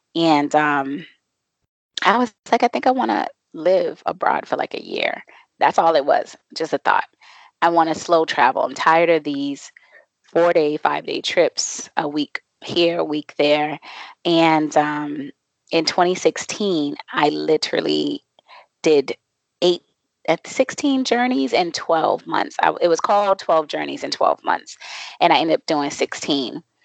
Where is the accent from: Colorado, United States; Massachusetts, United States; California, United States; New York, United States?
Massachusetts, United States; Boston; now in Mexico; I am originally from Boston, Massachusetts, and I am currently and I say currently because I move around a lot